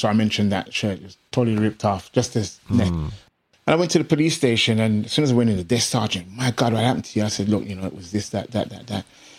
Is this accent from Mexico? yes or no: no; England, United Kingdom; You see, when I grew up being in England mostly, I could say, well, the racism, the prejudice and stuff here.